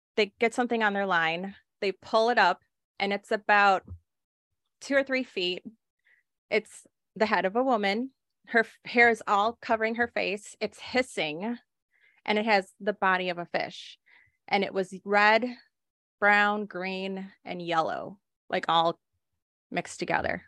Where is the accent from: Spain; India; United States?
United States; Texas; I grew up in Texas